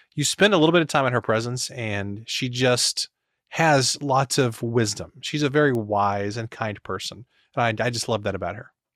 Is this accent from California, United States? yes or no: no; Missouri, United States; I'm from Missouri